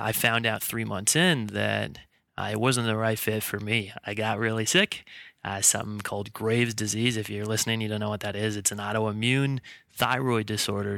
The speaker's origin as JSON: {"language": "English", "town": "Bellingham", "region": "Washington", "country": "United States", "tie": "born or raised there", "moved": "yes", "said": "I'm, uh, originally from Bellingham, Washington. That's where I grew up."}